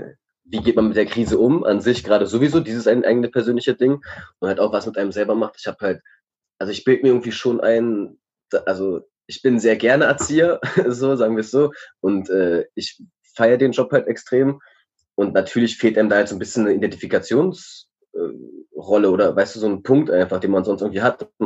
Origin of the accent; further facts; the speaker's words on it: Berlin, Germany; born there; ich bin 26, äh, ich bin in Reinigendorf geboren